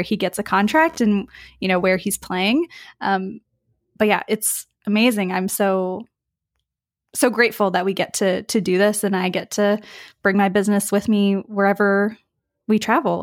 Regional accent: West Virginia, United States; now in Spain; I'm from the U S, um, I'm from West Virginia

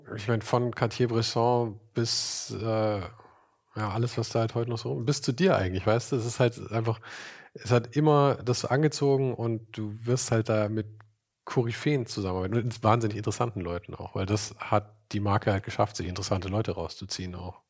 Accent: Munich, Bavaria, Germany; Ich komme aus München.

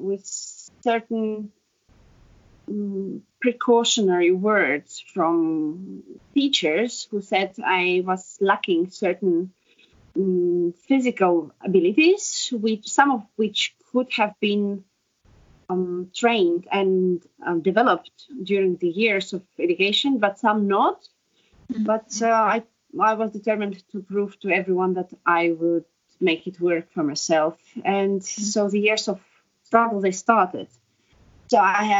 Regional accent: Estonia; Estonian-born, ex-ballet dancer

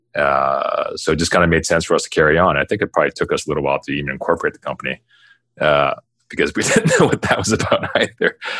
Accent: Toronto, Ontario, Canada; I grew up in the West End of Toronto

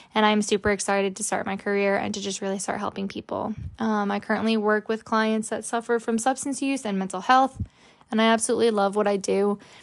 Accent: New Jersey, United States; also born or lived in Florida; I am from New Jersey. I was born in New Jersey. I do live in Middletown

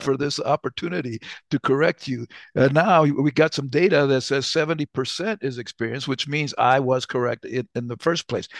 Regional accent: New Mexico, United States; I'm from New Mexico, so, uh, we are Latinos. I call, I'd rather have Latino than Hispanic, but I'm Chicano

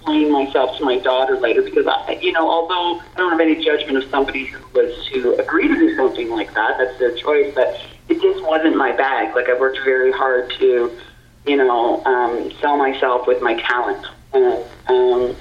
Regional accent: Prince Edward County, Ontario, Canada; moved away; I grew up in Prince Edward County, Ontario, and very rural community.

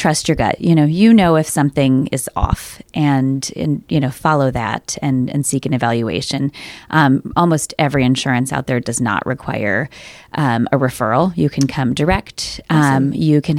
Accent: Cleveland, Ohio, United States; moved away; I grew up in Cleveland on the east side

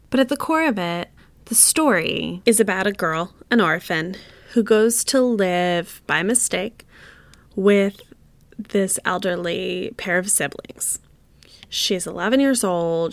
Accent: United States; as an American woman.

